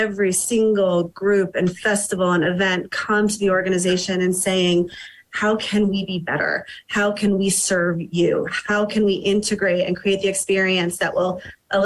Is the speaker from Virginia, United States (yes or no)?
no; New York, United States; now in Telluride, United States; I grew up in New York and was fortunate enough to have only known integration throughout my childhood